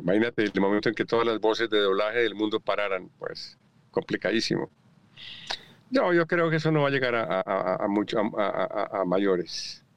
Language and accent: Spanish; Colombia; moved away as an adult; antes de irme de Colombia